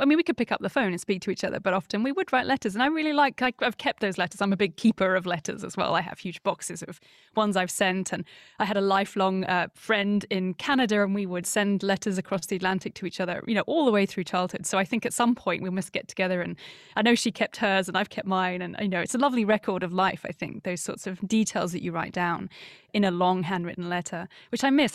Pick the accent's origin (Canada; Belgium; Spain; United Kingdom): United Kingdom; Surrey, South East England; I grew up in Surrey, which is a suburban landlocked county in the U K, just, uh, southwest of London